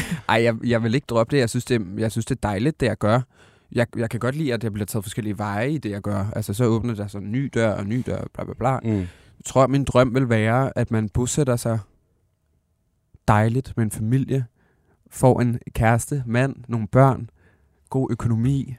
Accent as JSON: {"language": "Danish", "town": "Aalborg", "region": "North Denmark Region", "country": "Denmark", "said": "jeg kommer fra Aalborg"}